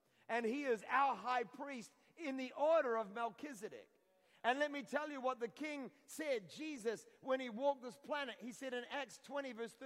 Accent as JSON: {"language": "English", "region": "Scotland", "country": "United Kingdom", "said": "I'm Scottish. You can tell by the hair."}